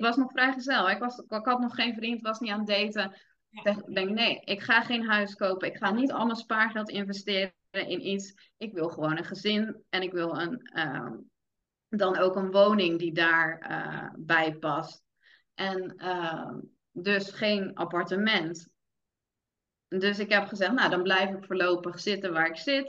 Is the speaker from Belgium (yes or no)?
no; Vlaardingen, South Holland, Netherlands; moved away as an adult; now in Middelburg, Netherlands; ik kom oorspronkelijk uit Vlaardingen, mijn vriend uit Middelburg. Ik ben toen verhuisd naar, naar Middelburg